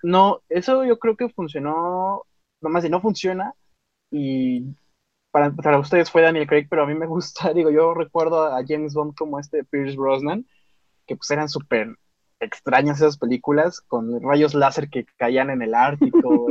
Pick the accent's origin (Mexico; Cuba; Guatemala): Mexico; nuestro México lindo y querido